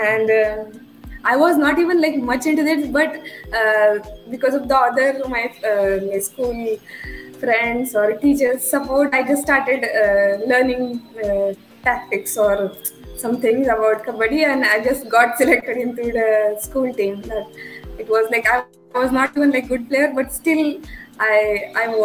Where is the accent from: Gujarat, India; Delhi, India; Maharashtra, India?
Maharashtra, India; Sangli; moved away as an adult; also born or lived in United Kingdom; now in Pune, India; hometown is in Sangli, which is like Sangli. about maybe 250 kilometers from Pune.